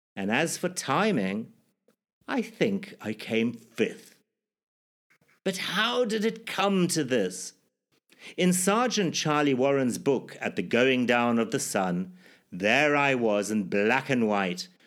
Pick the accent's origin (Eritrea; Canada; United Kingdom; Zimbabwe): Zimbabwe; my life growing up in Zimbabwe, or formerly Rhodesia